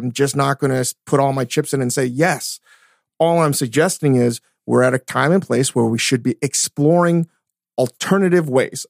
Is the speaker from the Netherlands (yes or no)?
no; Japan; I came from Japan. I figured out a way to do this.